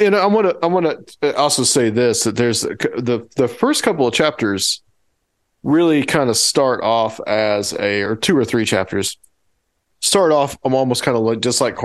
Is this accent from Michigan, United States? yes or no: no; Chattanooga, Tennessee, United States; born or raised there